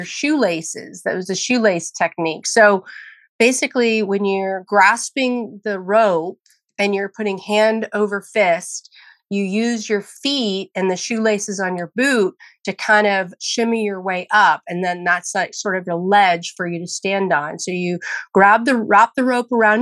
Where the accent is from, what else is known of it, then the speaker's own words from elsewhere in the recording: near San Francisco, California, United States; I grew up near San Francisco, California, where there was a large Marine presence